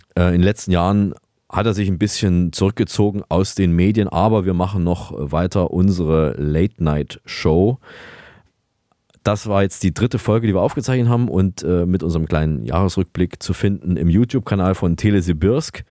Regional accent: Vienna, Austria; bei uns in Wern

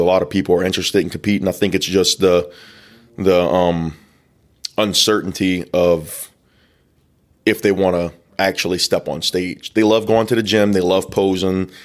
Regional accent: the South, United States; we're from the South. We love crawfish

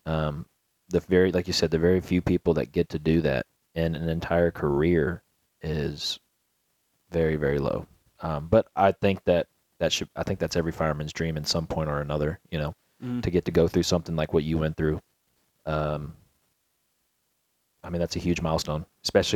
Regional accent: Garland, Texas, United States; the street I grew up off of in Garland, or not the street, excuse me, the neighborhood was called the Rose Hill Meadows

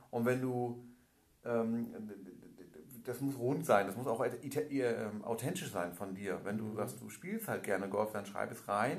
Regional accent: Hamburg, Germany; Ich bin äh, gebürtiger Hamburger

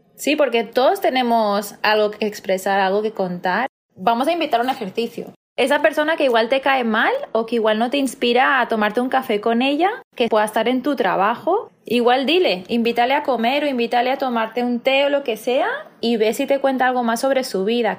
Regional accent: Barcelona, Catalonia, Spain; coach de bienestar y soy de Barcelona, España.

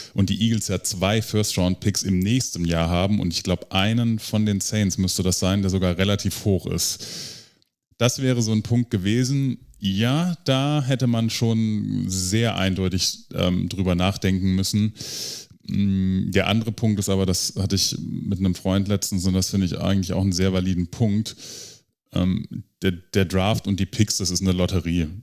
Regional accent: Stuttgart, Baden-Württemberg, Germany; ich bin aus Stuttgart

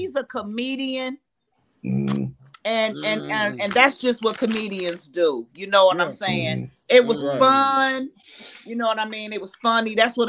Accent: Bronx, New York, United States; It's because I'm from the Bronx and I know.

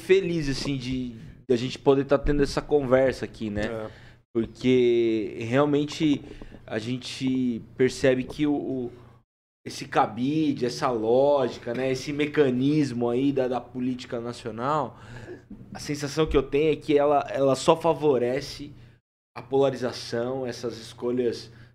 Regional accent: ABC Paulista, São Paulo, Brazil; nasci no ABC Paulista

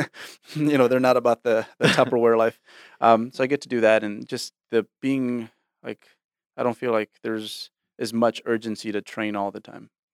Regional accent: Bay Area, California, United States; I was born in the Bay Area

